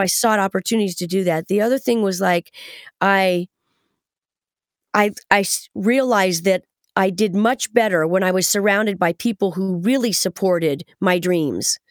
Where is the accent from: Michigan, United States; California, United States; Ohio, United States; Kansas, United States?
Ohio, United States; Kettering; moved away; a native Buckeye, just like myself